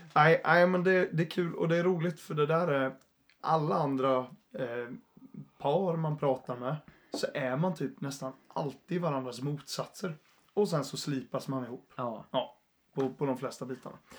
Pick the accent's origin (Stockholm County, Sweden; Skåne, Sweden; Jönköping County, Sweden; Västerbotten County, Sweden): Jönköping County, Sweden; Jönköping; also born or lived in Uppsala; Jag är från Jönköping ursprungligen